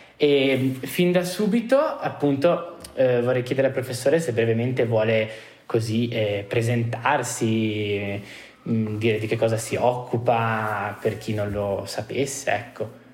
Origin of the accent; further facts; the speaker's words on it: Trentino-Alto Adige, Italy; vengo dal Trentino